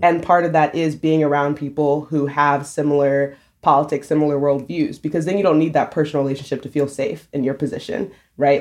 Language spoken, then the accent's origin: English; South Carolina, United States; moved away as an adult; now in New York, United States; I've lived in South Carolina my whole life